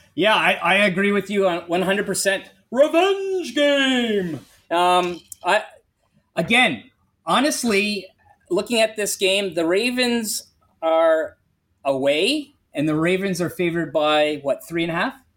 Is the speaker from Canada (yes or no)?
yes; Canada; I'm Canadian